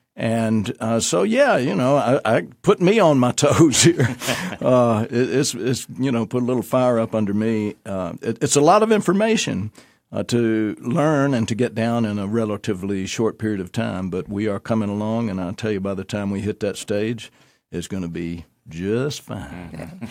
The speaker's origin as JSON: {"language": "English", "region": "Alabama", "country": "United States", "tie": "born or raised there", "moved": "yes", "said": "I actually grew up in Alabama"}